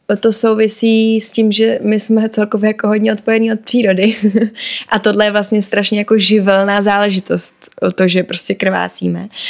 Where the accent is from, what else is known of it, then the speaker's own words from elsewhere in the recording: Prague, Czechia; ve svém rodném městě. Protože já hodně silně cítím, že Praha je prostě můj domov.